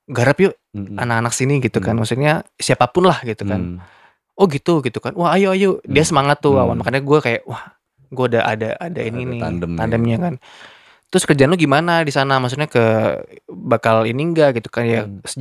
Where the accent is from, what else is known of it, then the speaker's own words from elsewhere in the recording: Lampung, Indonesia; now in Jakarta, Indonesia; gue asal hmm, dari sini gitu ya, kan iya, gue pengen Lampung. pengen ya pengen akhirnya pas pas momennya hmm. lebaran gue balik ke Lampung